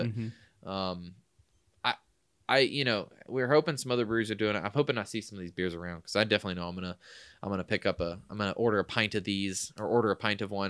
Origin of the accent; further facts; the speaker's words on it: Forsyth, Georgia, United States; I'm from Forsyth. I'm incoming here in Georgia. Yes, that is the name of the city.